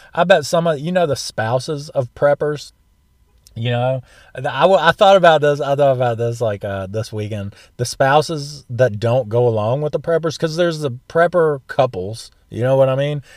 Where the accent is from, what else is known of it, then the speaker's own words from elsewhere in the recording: the South, United States; I'm from the South